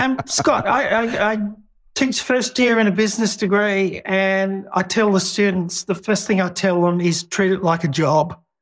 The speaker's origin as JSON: {"language": "English", "country": "Australia", "said": "living in Australia and being an Australian"}